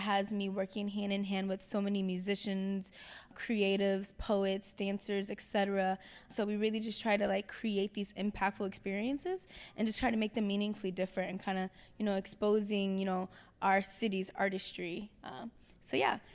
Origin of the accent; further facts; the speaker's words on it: Cincinnati, Ohio, United States; I'm from Cincinnati, Ohio